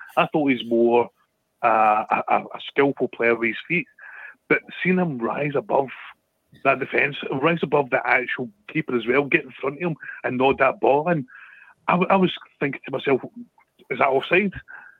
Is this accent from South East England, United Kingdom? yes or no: yes; South East England, United Kingdom; So it's Hampshire, Al.